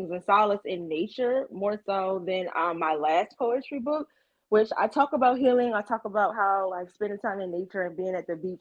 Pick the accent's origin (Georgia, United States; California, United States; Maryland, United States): Maryland, United States; Ocean City; moved away; I'm originally from the Eastern Shore of Maryland. Like I grew up like a few miles away from Ocean City